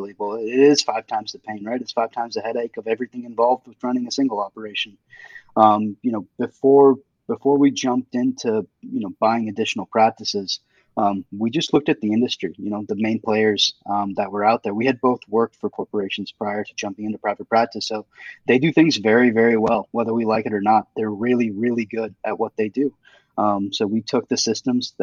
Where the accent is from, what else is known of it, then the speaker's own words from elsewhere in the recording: Indiana, United States; moved away as an adult; also born or lived in Fort Lauderdale, Florida; now in Georgia, United States; I grew up in Indiana